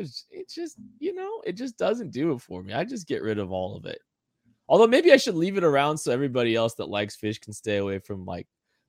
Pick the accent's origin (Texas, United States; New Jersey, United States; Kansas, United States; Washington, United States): Kansas, United States; We grew up in Kansas.